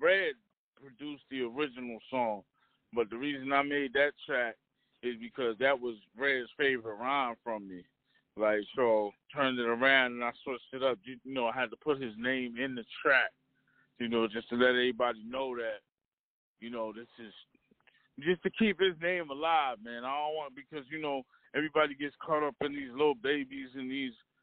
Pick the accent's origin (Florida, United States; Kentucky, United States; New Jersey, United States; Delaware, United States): New Jersey, United States; Trenton; I'm from Trenton